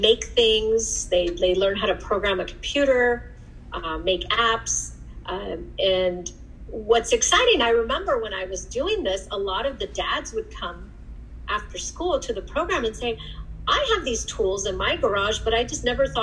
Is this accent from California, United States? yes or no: yes; Los Angeles, California, United States; I grew up in the San Fernando Valley in Pacoima